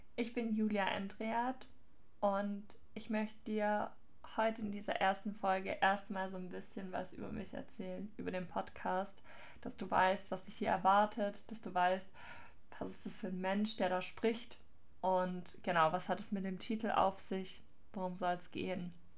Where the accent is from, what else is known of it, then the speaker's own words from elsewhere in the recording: near Ludwigsburg, Baden-Württemberg, Germany; ich bin aufgewachsen auf einem Hof in der Gegend von Ludwigsburg